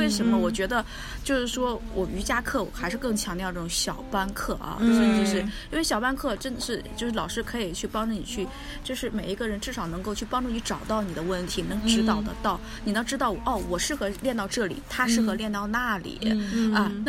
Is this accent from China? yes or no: yes; China; 我们中国人嘛，